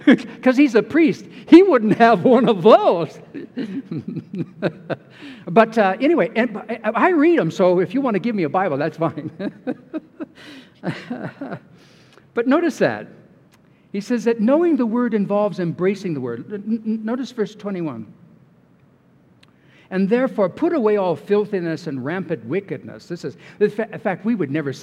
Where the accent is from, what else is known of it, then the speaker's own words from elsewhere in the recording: California, United States; I'm from California